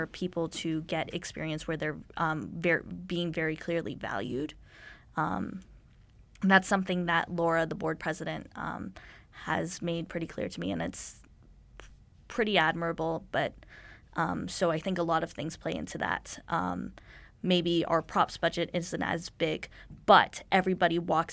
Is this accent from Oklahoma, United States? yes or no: no; Dallas, Texas, United States; moved away as an adult; now in Vancouver, Canada